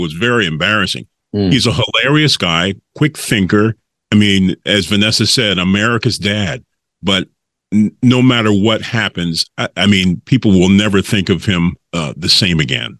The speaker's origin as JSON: {"language": "English", "town": "Philadelphia", "region": "Pennsylvania", "country": "United States", "tie": "born or raised there", "said": "I was one of those who went to Temple University in my hometown of Philadelphia"}